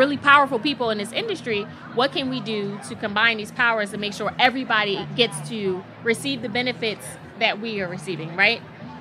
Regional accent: Philadelphia, Pennsylvania, United States; moved away as an adult; also born or lived in Miami; I'm from North Philadelphia

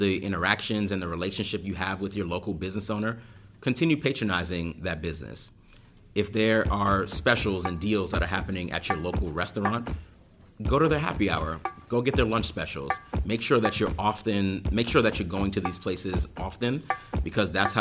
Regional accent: New York City, New York, United States; I grew up in Brooklyn, I grew up in Crown Heights

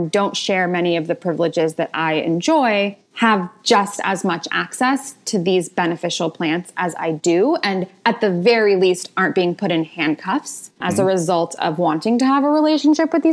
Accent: Marin County, California, United States; I grew up in Marin County, California

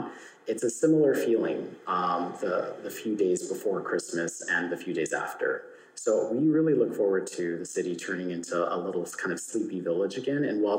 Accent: California, United States; I think, as you mentioned, being Californian as well, we're just very smiley people.

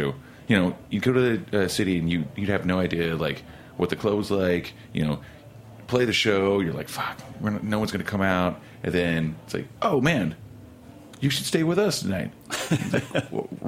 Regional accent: Oklahoma City, Oklahoma, United States; now in New York, United States; I'm from Oklahoma City

